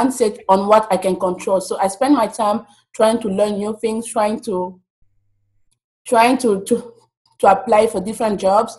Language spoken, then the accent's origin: English; DR Congo; moved away as an adult; now in United States; I'm from the Democratic Republic of Congo, and currently I'm an international student in the United States